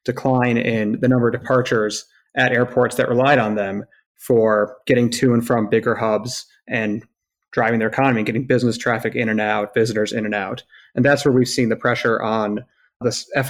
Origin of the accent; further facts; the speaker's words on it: upstate New York, United States; coming from a small city in upstate